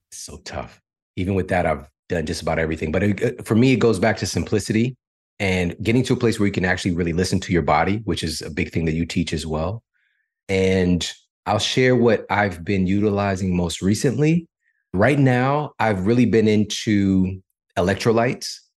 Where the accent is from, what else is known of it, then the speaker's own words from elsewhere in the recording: St. Louis, Missouri, United States; I'm from St. Louis